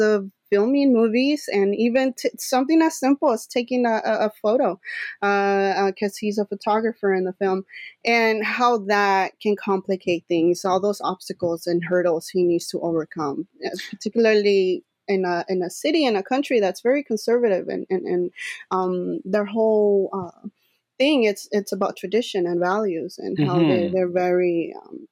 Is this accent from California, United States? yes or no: yes; East Los Angeles, California, United States; I'm born and raised in East LA, California, here in the U.S.